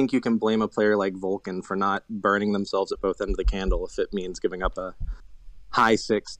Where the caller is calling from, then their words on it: West Virginia, United States; West Virginia.